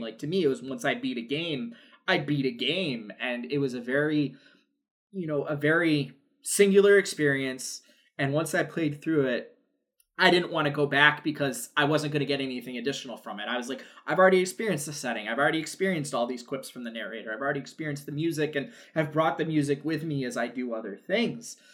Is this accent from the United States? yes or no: yes; New York, United States; I'm from New York. I grew up a Yankees fan just because it was the '90s, and I'm from New York.